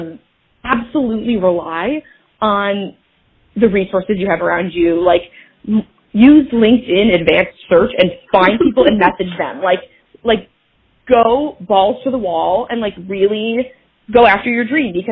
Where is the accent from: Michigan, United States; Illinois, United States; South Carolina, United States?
Michigan, United States; moved away as an adult; now in Los Angeles, United States; I am a filmmaker and actor in Los Angeles, California. Um, and I am from Michigan originally.